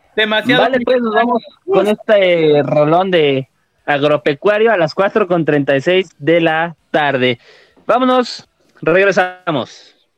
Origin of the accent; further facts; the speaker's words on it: Mexico; somos mexicanos, somos acá